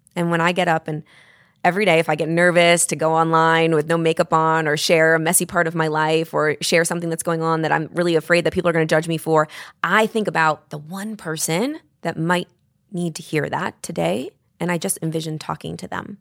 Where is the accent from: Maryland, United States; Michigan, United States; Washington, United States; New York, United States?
New York, United States; I'm a New Yorker